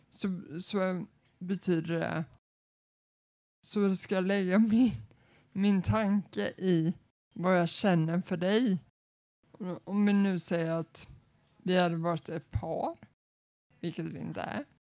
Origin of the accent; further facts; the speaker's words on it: Småland, Sweden; jag är ju smålänning